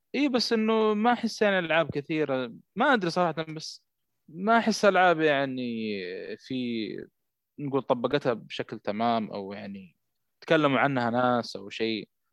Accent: Saudi Arabia; عندنا في السعوديه

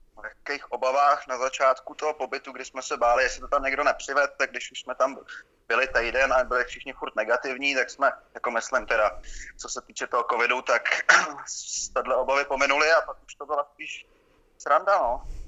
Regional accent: just outside Prague, between Prague and Stará Boleslav, Central Bohemian Region, Czechia; also born or lived in Jizera Mountains; Já jsem vyrůstal kousek za Prahou, mezi, mezi, mezi Prahou a Starou Boleslaví

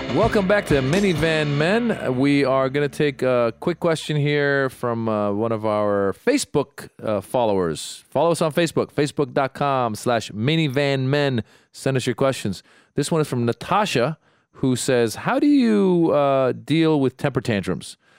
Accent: Iran; now in United States; I was born in Iran. I speak Farsi

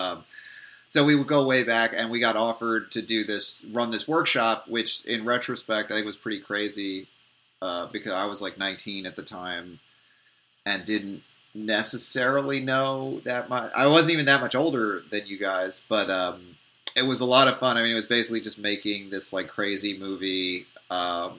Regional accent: Mamaroneck, New York, United States; also born or lived in Santa Monica, Los Angeles; now in Los Angeles, United States; I'm originally from Mamaroneck

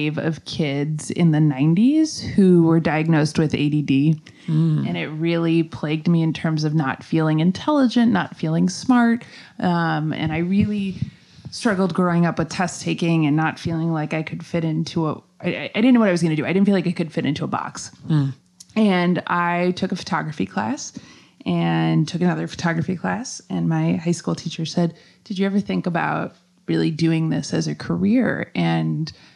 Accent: Minneapolis, Minnesota, United States; also born or lived in Chicago; now in St. Petersburg, United States; I was born in Chicago, and I grew up in Minneapolis

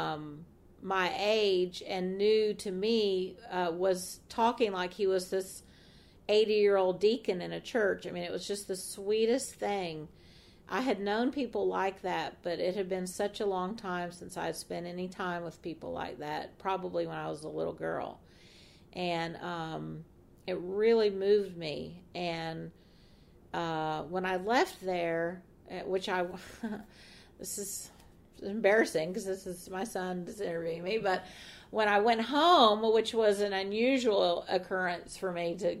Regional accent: Atlanta, Georgia, United States; I'm from Atlanta

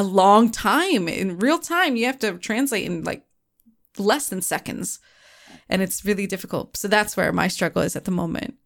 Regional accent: United States; I'm the American one

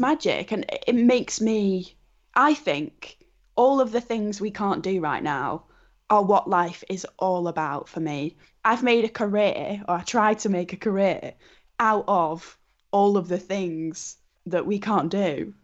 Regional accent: Wigan, North West England, United Kingdom; my hometown of Wigan

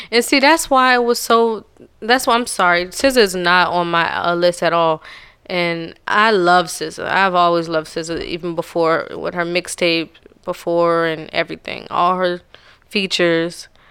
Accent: the South, United States; I'm from the South.

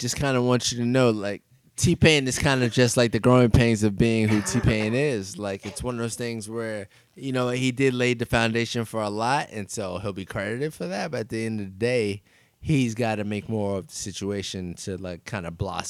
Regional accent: New York City, New York, United States; just growing up in Queens and like New York.

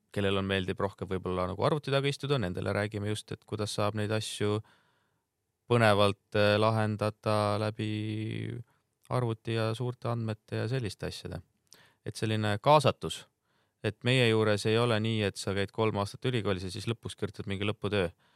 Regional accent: Rapla, Rapla County, Estonia; ma olen ise Raplast pärit

